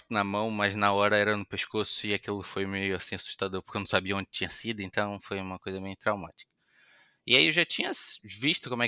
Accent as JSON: {"language": "Portuguese", "town": "Itaboraí", "region": "Rio de Janeiro", "country": "Brazil", "tie": "born or raised there", "said": "Sou de Itaboraí, né? meus pais são de Itaboraí, nasci em Itaboraí, 55 quilômetros do, do, Maracanã"}